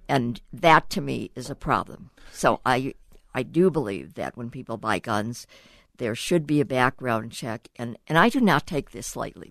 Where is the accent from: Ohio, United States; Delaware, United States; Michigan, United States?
Ohio, United States; Cleveland; I grew up actually in Cleveland, Ohio, in my backyard was a huge railroad yard